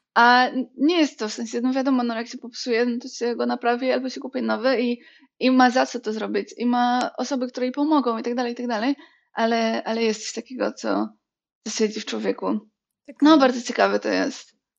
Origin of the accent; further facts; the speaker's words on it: Bielsko-Biała, Silesian Voivodeship, Poland; ja jestem z Bielska Białej i Bielsko jest takie dosyć ziomeczkowe